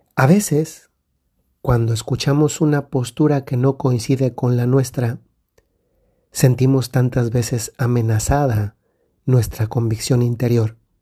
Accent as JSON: {"language": "Spanish", "country": "Mexico", "moved": "yes", "said": "Recientemente he estado en México, en mi país"}